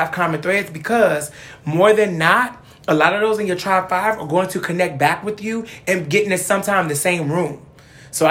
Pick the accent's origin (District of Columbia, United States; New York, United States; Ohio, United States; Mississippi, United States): Ohio, United States; Cleveland; I come from Cleveland